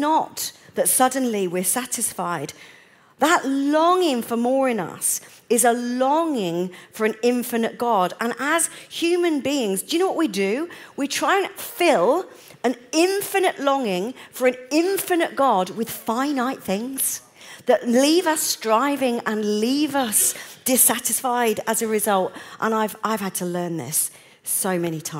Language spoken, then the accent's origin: English; United Kingdom; I'm British